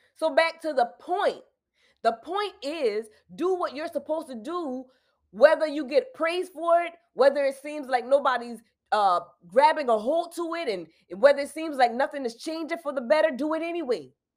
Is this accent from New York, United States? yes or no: no; South Carolina, United States; I'm from South Carolina